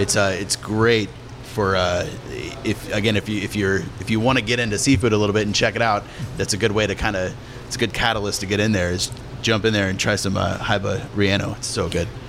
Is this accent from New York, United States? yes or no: no; Fort Worth, Texas, United States; I'm from Fort Worth